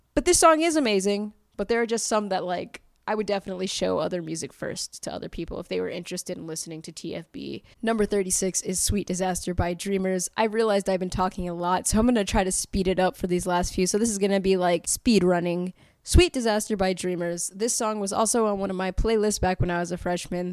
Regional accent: Fayetteville, North Carolina, United States; I am from Fayetteville, North Carolina, and I grew up in the neighborhood … grew up

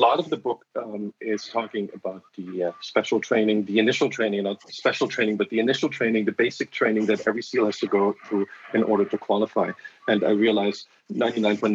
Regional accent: Germany; now in San Francisco, United States; I grew up in Germany, and you know, I grew up in a lot of this Nazi shame

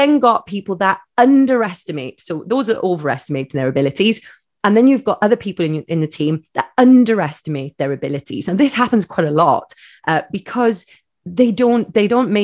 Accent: Wales, United Kingdom; I'm a Welsh lady

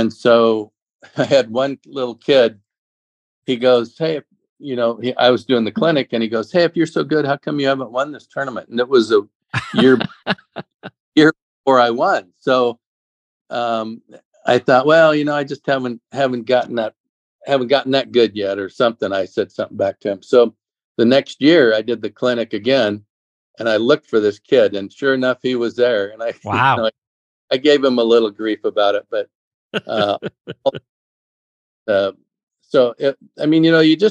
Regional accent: Phoenix, Arizona, United States; I grew up in Phoenix

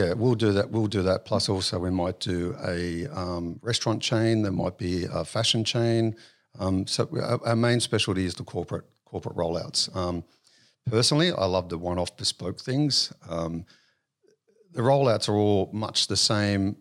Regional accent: Sydney, New South Wales, Australia; also born or lived in Auburn, New South Wales / Wentworthville, New South Wales / St Marys, New South Wales / Penrith, New South Wales; So I was actually born in Auburn. Um, early years was, um, uh, raised in Wentworthville, um, and then moved out to Saint Mary's

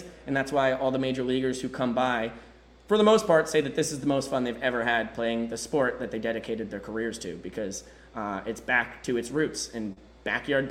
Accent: New York, United States; now in Savannah, United States; I'm a New Yorker

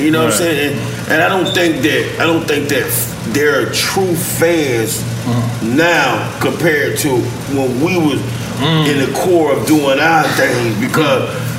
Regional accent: Miami, Florida, United States; growing up in Florida, especially Miami

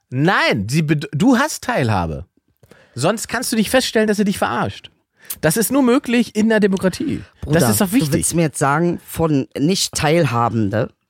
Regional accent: Mannheim, Baden-Württemberg, Germany; born there; Ja, ich bin in Mannheim geboren. Genau. Eigentlich.

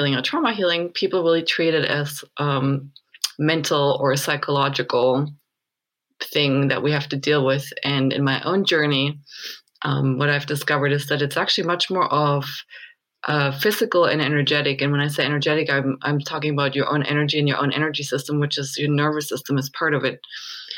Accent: Germany; moved away as an adult; now in Sedona, United States; I grew up in Germany until my mid-20s, and then I came to the States, and I've ended up in Sedona now

